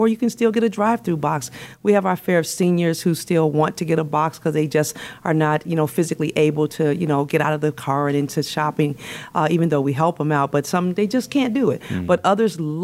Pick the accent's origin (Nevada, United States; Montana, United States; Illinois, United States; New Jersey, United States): Illinois, United States; Chicago; moved away as an adult; now in Florida, United States; I am born and raised in Chicago.